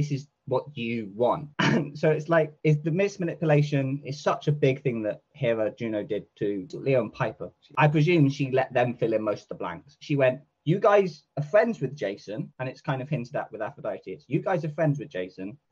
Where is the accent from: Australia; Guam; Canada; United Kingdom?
United Kingdom; I'm from Western Europe.